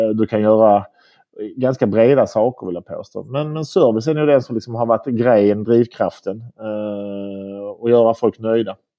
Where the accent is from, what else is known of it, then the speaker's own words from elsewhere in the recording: Malmö, Skåne, Sweden; also born or lived in Bulle, Switzerland / London / Copenhagen; urmalmöit, född och uppvuxen på, på Limhamn här.